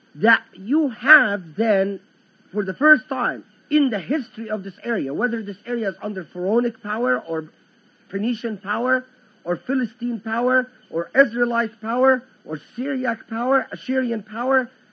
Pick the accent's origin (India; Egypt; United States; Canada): Egypt; I am from the Egyptian lands